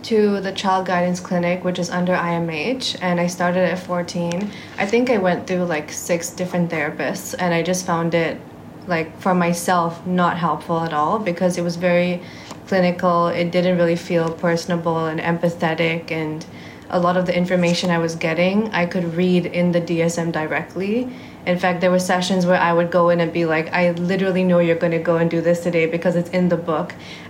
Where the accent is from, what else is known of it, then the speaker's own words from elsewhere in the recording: Singapore; And I am Singaporean, okay. Just to be clear.